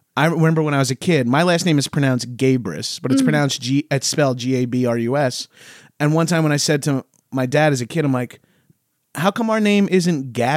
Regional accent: Long Island, New York, United States; growing up on Long Island

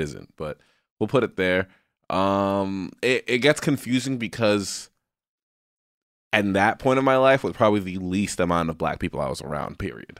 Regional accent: Southwest, United States; moved away; also born or lived in West Coast; I grew up in the Southwest

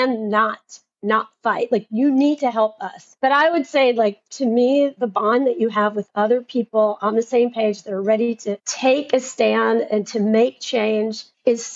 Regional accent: Tennessee, United States; I'm from Tennessee.

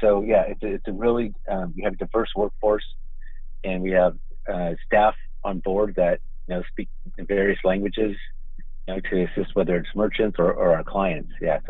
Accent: Oakland, California, United States; I was born in Oakland, and I think I've been going to A's games since probably about 1970.

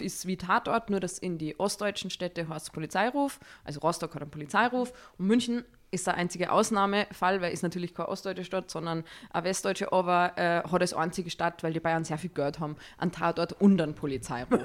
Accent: Salzburg, Austria; ich komme aus Salzburg ich bin 35 Jahre alt und ich bin Schauspielerin.

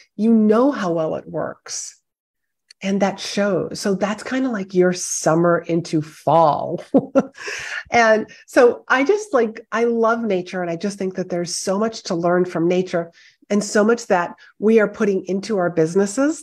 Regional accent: Northeast, United States; I am from the Northeast

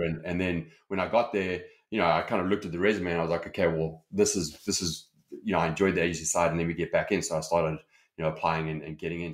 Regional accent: Johannesburg, Gauteng, South Africa; accent: South African; my accent is, is South African. So, uh, you know, I grew up in South Africa, Johannesburg

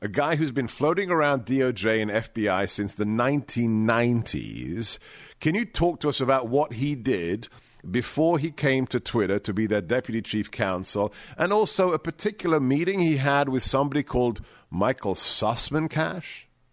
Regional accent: England, United Kingdom; moved away; I grew up in England

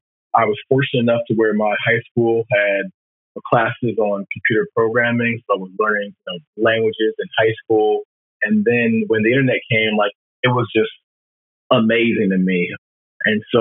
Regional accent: Maryland, United States; moved away as an adult; also born or lived in North Carolina; I'm from Maryland

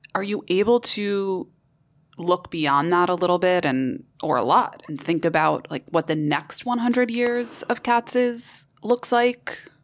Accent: New York City, New York, United States; As a New Yorker, I, I miss going to restaurants

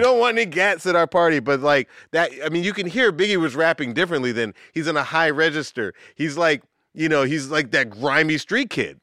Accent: Atlanta, Georgia, United States; I grew up in the South. I grew up in Atlanta

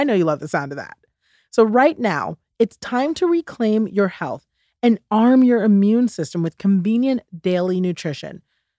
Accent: United States; And I take a lot of pride in being a Ghanaian American, you know, both sides of it, being both American and Ghanaian.

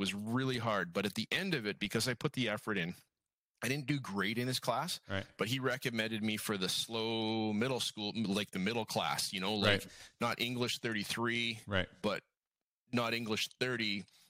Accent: Alberta, Canada; So I don't know if you knew if I was from Alberta, George.

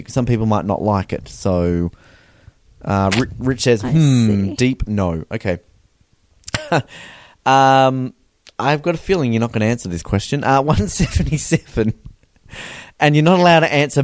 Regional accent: Australia; I'm from Australia

